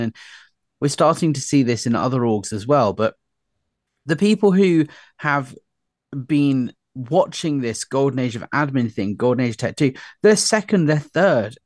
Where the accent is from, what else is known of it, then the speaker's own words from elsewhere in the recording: United Kingdom; also born or lived in London; we as polite British people